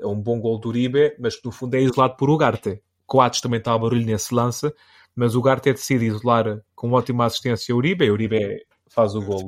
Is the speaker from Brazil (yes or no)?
no; Santarém, Santarém District, Portugal; born or raised there